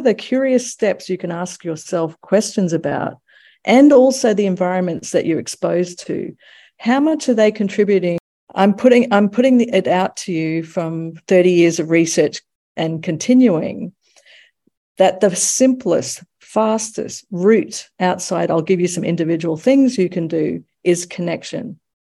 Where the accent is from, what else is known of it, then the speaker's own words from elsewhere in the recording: United States; now in Australia; I'm also American.